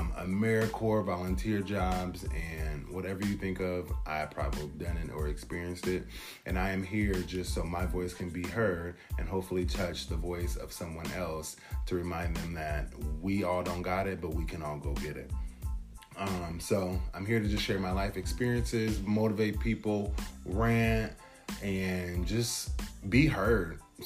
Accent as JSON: {"language": "English", "town": "Portland", "region": "Oregon", "country": "United States", "tie": "born or raised there", "said": "I'm born and raised in Portland, Oregon, currently reside on the East Coast."}